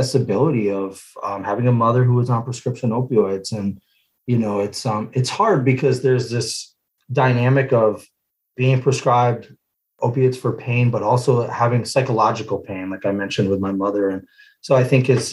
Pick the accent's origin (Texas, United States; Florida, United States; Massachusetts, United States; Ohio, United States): Massachusetts, United States; Western; moved away as an adult; also born or lived in Seattle area, Washington; now in Tacoma, United States; I'm originally from Western Massachusetts, pretty small town. You know, spent most of my early years, so I was about 18, 19 out there.